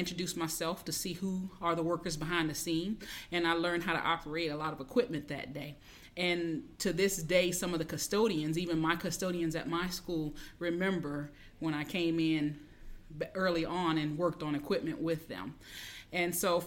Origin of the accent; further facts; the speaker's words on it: Pensacola, Florida, United States; I'm from Pensacola, Florida